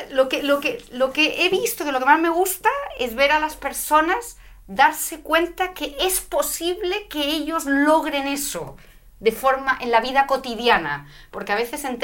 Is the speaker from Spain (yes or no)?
yes; Madrid, Community of Madrid, Spain; moved away as an adult; also born or lived in London, United Kingdom / United States; Sí, soy madrileña, nací en Madrid